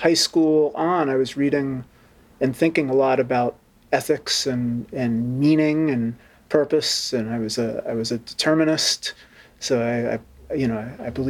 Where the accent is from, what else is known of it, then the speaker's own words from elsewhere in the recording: Conshohocken, Pennsylvania, United States; now in Pittsburgh, United States; I grew up in Conshohocken, Pennsylvania, in a very blue-collar neighborhood